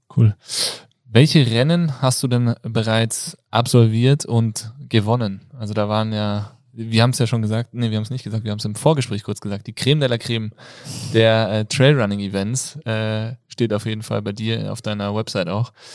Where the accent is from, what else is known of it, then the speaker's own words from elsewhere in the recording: Kassel, Hesse, Germany; ich komme aus der geografischen Mitte Deutschlands, nämlich aus Kassel